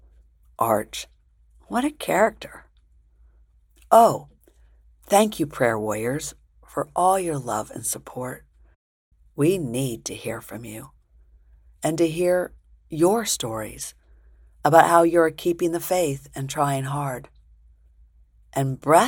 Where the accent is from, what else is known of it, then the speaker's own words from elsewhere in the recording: Springfield, Illinois, United States; also born or lived in New York; grade school days in Springfield, Illinois, after Dad had died and we moved from New York to Illinois